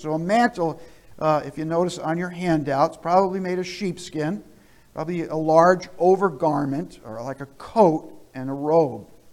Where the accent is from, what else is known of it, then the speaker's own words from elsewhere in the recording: New Jersey, United States; moved away; also born or lived in southern Vermont; I grew up in New Jersey